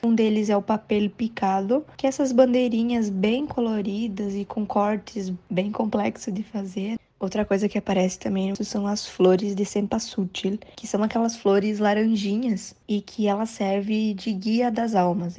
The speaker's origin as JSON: {"language": "Portuguese", "country": "Brazil", "said": "nós brasileiros que também somos latino-americanos"}